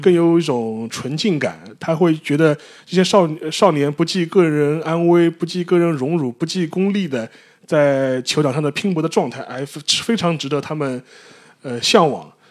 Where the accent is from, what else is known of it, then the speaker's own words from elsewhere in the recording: China; 但不会像我们中国人想象的这么